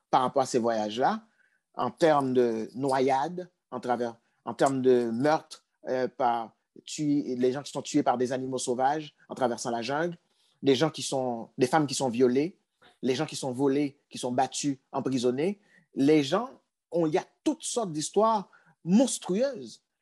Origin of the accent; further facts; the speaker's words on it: Artibonite, Haiti; Du côté de ma famille, nous, nous sommes originaires d'une région d'Haïti qui s'appelle l'Artibonite.